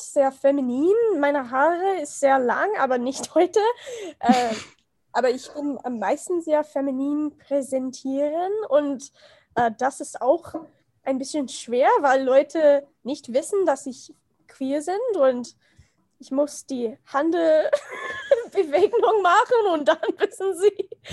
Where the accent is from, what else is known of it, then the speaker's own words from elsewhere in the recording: United States; German is a second language; ich komme aus den USA